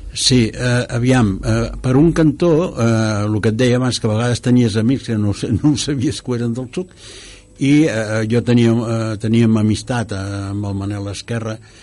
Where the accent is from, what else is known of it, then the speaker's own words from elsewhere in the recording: Cerdanyola del Vallès, Catalonia, Spain; jo quan era petit a Serrallonsa, que tenia 6.000 habitants